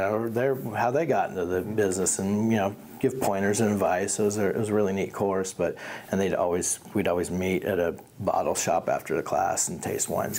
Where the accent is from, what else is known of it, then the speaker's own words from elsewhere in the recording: Midwest, United States; moved away as an adult; now in Oregon, United States; I grew up in the Midwest